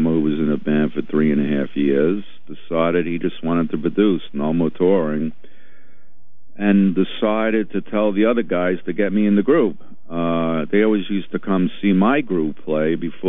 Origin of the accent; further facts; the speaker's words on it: New York City, New York, United States; I'm from Brooklyn.